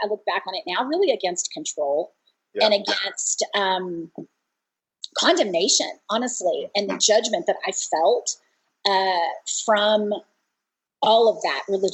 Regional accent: Dallas-Fort Worth area, Texas, United States; I grew up in the Dallas-Fort Worth area, a good Baptist girl

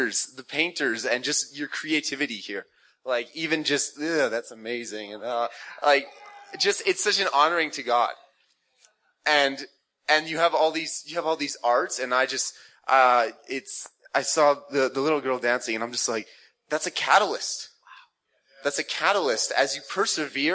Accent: Canada; I'm from Canada

